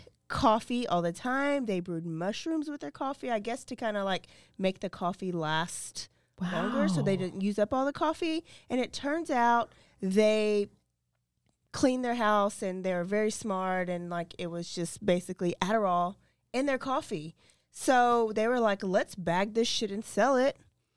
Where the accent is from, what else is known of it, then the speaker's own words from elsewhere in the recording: Texas, United States; I'm from Texas.